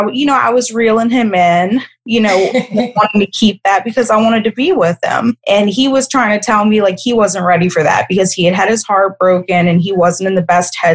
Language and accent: English; Kenner, Louisiana, United States; I grew up right outside of New Orleans. I grew up in Kenner, which is where you fly into the airport